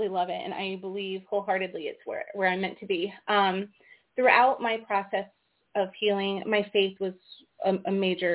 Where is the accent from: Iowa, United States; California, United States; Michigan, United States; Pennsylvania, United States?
Iowa, United States; We're from Iowa.